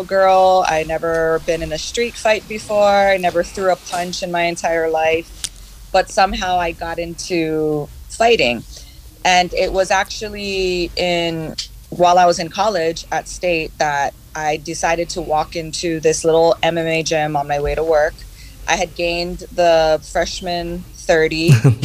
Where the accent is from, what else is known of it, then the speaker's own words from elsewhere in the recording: Honolulu, Hawaii, United States; moved away as an adult; now in San Diego, United States; I was born and raised here on the island of Oahu, and I'm a local girl, but I've been living in San Diego